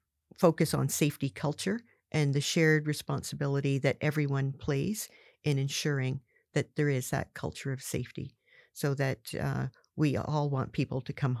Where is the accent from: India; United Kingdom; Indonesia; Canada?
Canada; Barrington Passage, Nova Scotia; growing up in Southwest Nova Scotia, all my life, a shout out to Barrington Passage, but mm-hmm. it's a lobster fishing community.